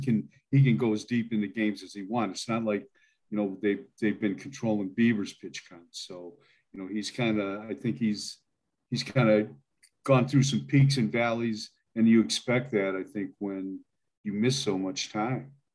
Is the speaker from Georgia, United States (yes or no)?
no; Milan, Ohio, United States; moved away as an adult; now in Idaho, United States; I grew up there in Milan, Ohio